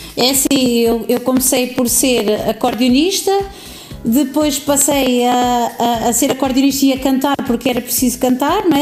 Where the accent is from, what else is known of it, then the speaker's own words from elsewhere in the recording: Tiel, Netherlands; now in Alcobaça, Portugal; Nasci na Holanda, numa cidade uhum. pequenina no interior da, da Holanda